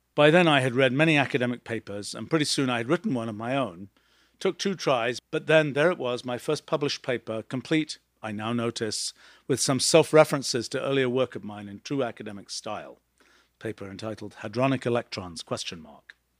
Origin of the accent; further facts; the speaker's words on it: England, United Kingdom; As a young kid growing up in England in the nineteen sixties